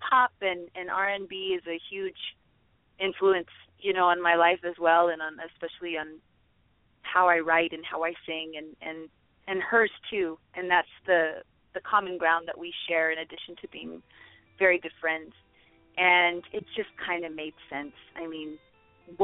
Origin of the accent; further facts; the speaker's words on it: Phoenix, Arizona, United States; moved away as an adult; now in Los Angeles, United States; I'm born and raised in Phoenix, Arizona